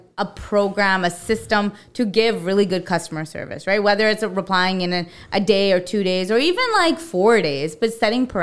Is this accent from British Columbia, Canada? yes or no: yes; Abbotsford, British Columbia, Canada; growing up in Abbey, like, a lot of my circles were all brown